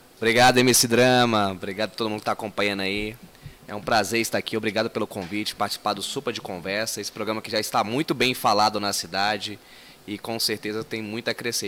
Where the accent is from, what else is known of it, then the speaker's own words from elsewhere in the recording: Brasília, Federal District, Brazil; also born or lived in Ceilândia; Morávamos na Ceilândia e chegamos em 94 no Recanto das Emas